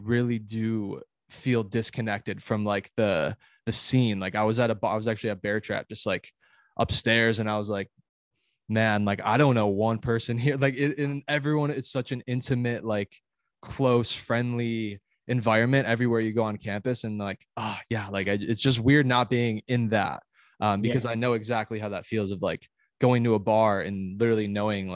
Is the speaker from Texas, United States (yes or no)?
no; Illinois, United States; moved away as an adult; also born or lived in Alabama; I was from Illinois going to Alabama